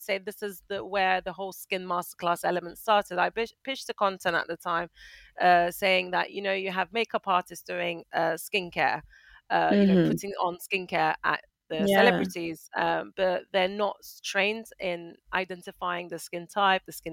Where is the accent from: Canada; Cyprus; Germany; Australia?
Cyprus; Northern Cyprus; also born or lived in United Kingdom / Manchester / France; now in Malaysia; I am originally from Cyprus, from Northern Cyprus, but I'm British, currently residing in Malaysia